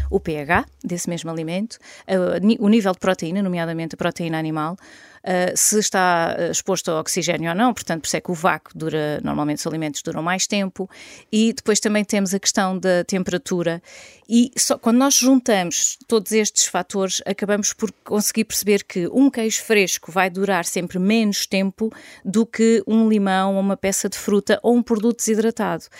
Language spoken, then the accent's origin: Portuguese; Caldas da Rainha, Leiria District, Portugal; also born or lived in Lisbon / Dubai; Sou filha de agricultores, nasci e vivo atualmente nas Caldas da Rainha